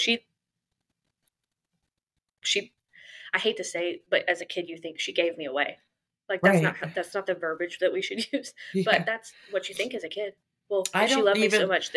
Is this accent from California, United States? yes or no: no; Tyler, Texas, United States; I was born in Tyler, Texas